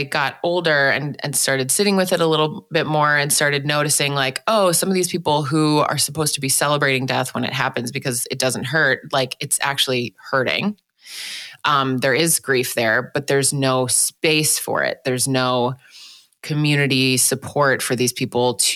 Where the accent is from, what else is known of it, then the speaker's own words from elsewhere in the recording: Milwaukee, Wisconsin, United States; also born or lived in Washington, D.C.; I was born in Washington, D.C., but then grew up for most of my childhood in Milwaukee, Wisconsin